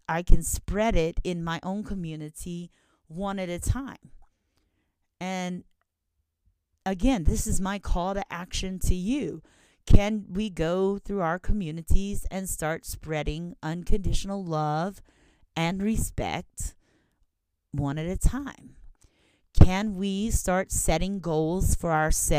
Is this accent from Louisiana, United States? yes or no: yes; Louisiana, United States; I'm from Louisiana